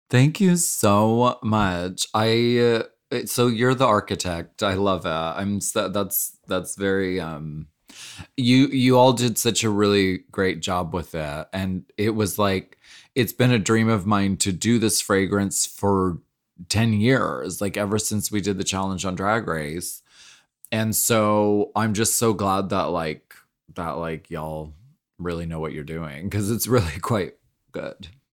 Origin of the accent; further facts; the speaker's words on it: Pennsylvania, United States; moved away; I grew up in Pennsylvania